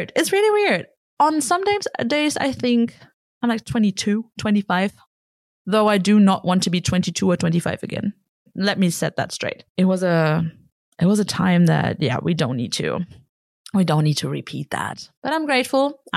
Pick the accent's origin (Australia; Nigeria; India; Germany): Germany; moved away